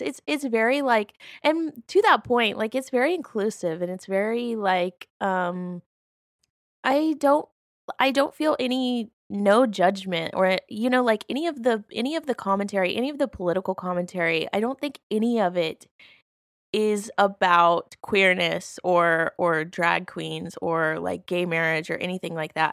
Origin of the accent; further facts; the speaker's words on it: Alabama, United States; I grew up in Alabama, uh, which is a very conservative place